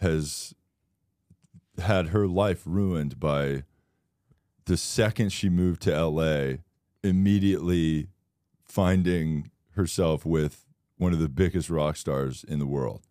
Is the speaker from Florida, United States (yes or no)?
yes; Florida, United States; I'm from Florida